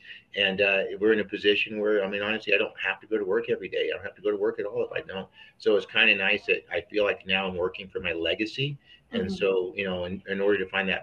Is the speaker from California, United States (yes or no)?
yes; Elk Grove, California, United States; also born or lived in New York; I'm working at Elk Grove, California, which is right by Sacramento. Born and raised.